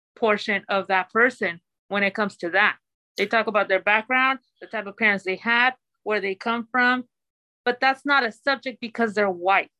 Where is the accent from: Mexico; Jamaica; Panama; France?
Mexico; now in United States; I'm a Latina. I come from Mexico. I was born in Mexico. I'm a citizen now.